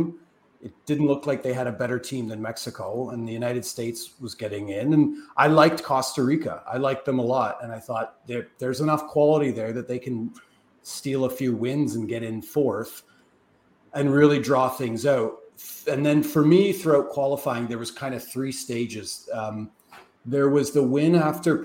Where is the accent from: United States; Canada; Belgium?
Canada; as a Canadian soccer observer